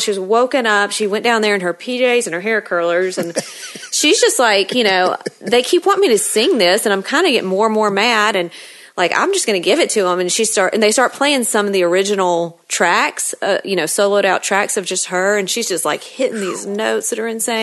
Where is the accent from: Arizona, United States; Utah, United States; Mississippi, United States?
Mississippi, United States; I'm from Mississippi